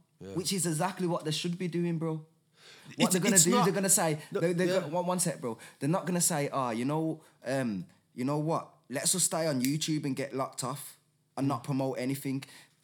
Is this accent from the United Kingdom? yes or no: yes; United Kingdom; We said, the UK.